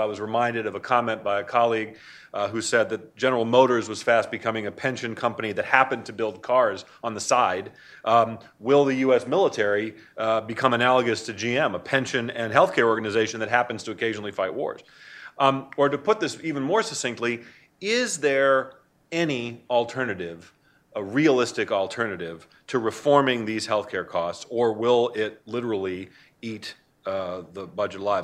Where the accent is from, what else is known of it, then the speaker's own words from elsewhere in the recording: Maine, United States; I'm from Maine.